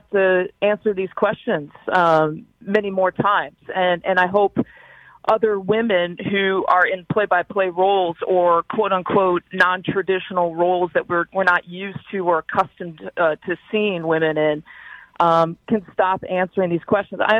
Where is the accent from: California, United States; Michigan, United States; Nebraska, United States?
Michigan, United States; Kalamazoo; I grew up in Kalamazoo